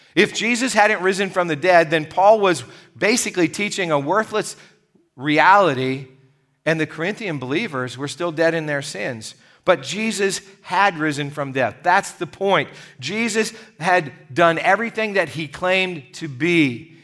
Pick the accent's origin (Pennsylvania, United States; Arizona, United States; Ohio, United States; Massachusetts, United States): Pennsylvania, United States; Gypsy; As a little boy growing up in Gypsy, Pennsylvania